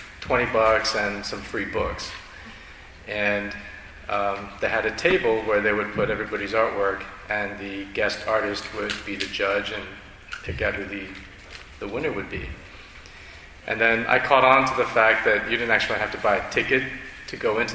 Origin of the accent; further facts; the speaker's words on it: Northern Virginia, United States; I grew up in Northern Virginia